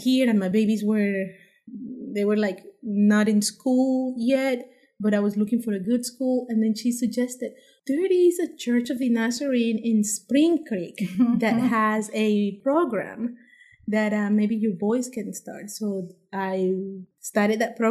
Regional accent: Panama; moved away as an adult; also born or lived in Washington, D.C., United States; now in Harrisonburg, United States; I'm from Panama

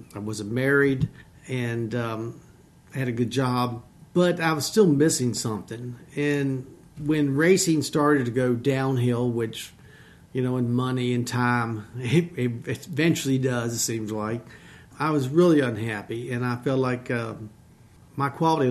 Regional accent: Harrisonburg, Virginia, United States; I'm from the Shenandoah Valley. I was born here at RMH. Grew up most of my life on a farm.

